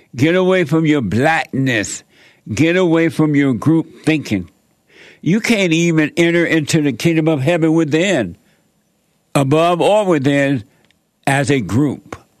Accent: Alabama, United States; I grew up down in Alabama, uh, uh, up on a plantation there.

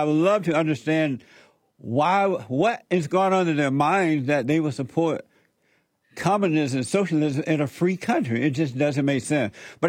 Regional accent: Alabama, United States; moved away; I grew up, you know, when I moved away from Alabama.

